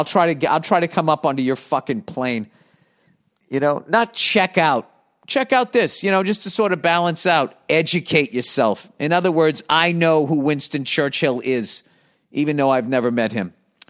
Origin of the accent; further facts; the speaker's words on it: Ireland; It sounds very much like growing up here in Ireland.